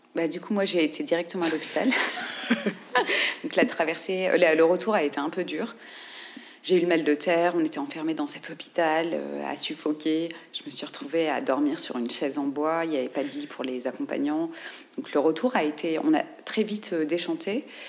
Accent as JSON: {"language": "French", "country": "France", "said": "en tant que navigateur français"}